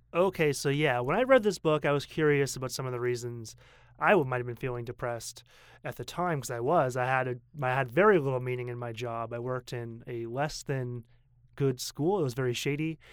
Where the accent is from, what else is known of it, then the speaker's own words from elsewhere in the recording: Portland, Maine, United States; moved away as an adult; now in Taipei, Taiwan; I come from Maine, and I come from a city of Portland, Maine, the biggest city, which is only seventy thousand